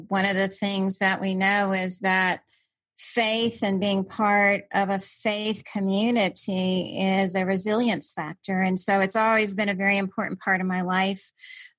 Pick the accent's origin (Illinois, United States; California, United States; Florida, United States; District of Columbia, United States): District of Columbia, United States; Washington; I grew up in Washington, DC